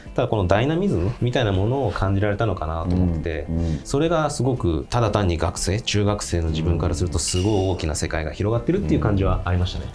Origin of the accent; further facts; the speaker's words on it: Hyogo, Japan; also born or lived in Kyoto; もともと生まれ兵庫県なんですけれども、うんうん、兵庫県で生まれてですね